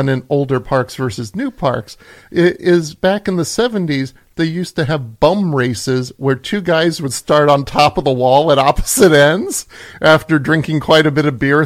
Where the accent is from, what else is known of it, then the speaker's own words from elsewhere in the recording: Illinois, United States; when I was growing up in Illinois, I used to go watch games at the old Comiskey Park